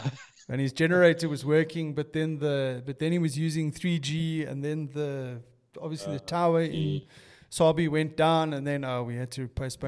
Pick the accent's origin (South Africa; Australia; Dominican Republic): South Africa; Transvaal; also born or lived in Cape Town; Like, my only claim to fame is that I was born in Cape Town. Wow, is that? And the rest of it is Transvaal, man, all the way.